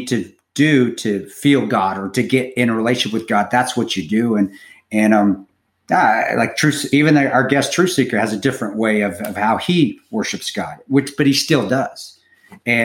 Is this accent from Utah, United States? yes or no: yes; Utah, United States; I grew up in Utah